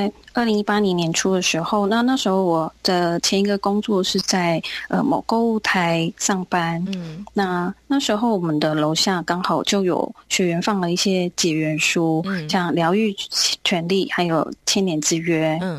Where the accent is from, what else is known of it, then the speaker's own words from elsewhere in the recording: Zhonghe, New Taipei, Taiwan; 那我是来自台北中和的